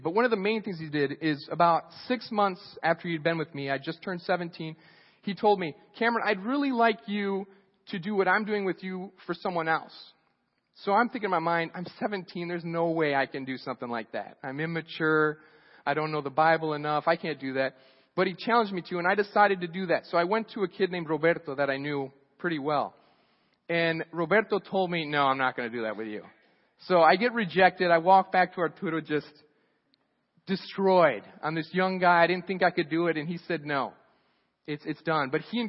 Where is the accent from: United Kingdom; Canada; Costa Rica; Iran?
Costa Rica; When I was 16 years old, I grew up in Costa Rica, so I went to youth group. My parents were missionaries.